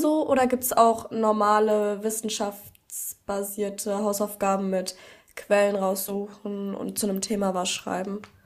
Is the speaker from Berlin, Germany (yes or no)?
yes; Berlin, Germany; wir kommen ja aus Berlin